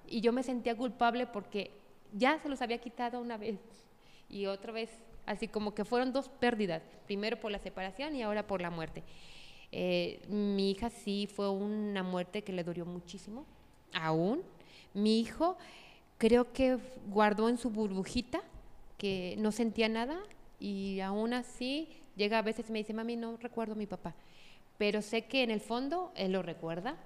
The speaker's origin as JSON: {"language": "Spanish", "town": "Tepatitlán de Morelos", "region": "Jalisco", "country": "Mexico", "also_born_or_lived": "Mexico City", "said": "yo soy de aquí, de Tepatitlán, orgullosamente de Tepa"}